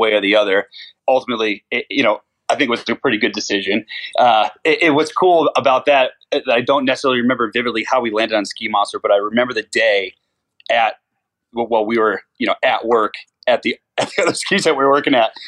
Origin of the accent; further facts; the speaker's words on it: Springfield, Massachusetts, United States; I'm originally from Springfield, Massachusetts